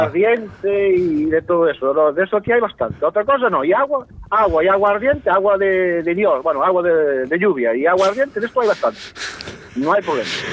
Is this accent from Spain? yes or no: yes; Galicia, Spain; yo soy gallego estoy aquí